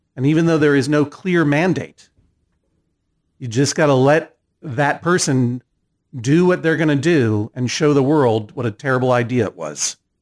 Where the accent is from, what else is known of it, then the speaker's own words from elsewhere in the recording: Massachusetts, United States; I didn't grow up in Connecticut. I'm from Massachusetts.